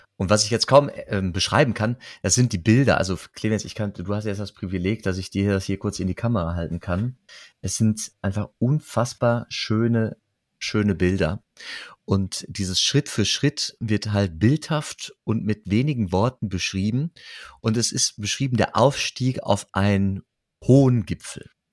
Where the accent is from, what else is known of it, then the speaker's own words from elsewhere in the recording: Germany; now in Geldern, Germany; ja, ich komme aus Rade.